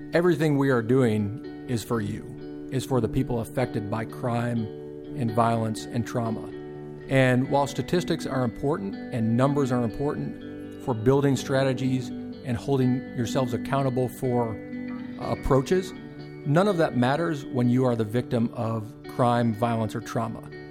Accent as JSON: {"language": "English", "town": "Fort Worth", "region": "Texas", "country": "United States", "tie": "born or raised there", "also_born_or_lived": "Austin, Texas", "moved": "as an adult", "lives_now": "Chattanooga, United States", "said": "I grew up in Fort Worth, Texas"}